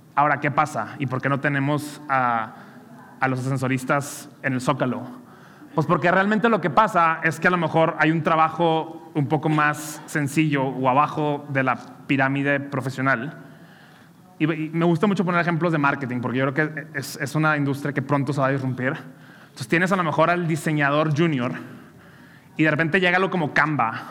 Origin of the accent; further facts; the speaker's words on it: Monterrey, Nuevo León, Mexico; soy regio